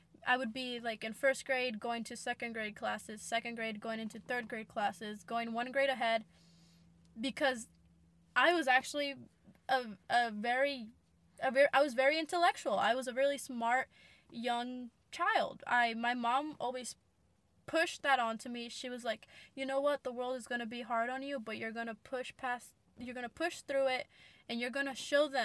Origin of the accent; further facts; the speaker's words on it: United States; first language English; I was born in the United States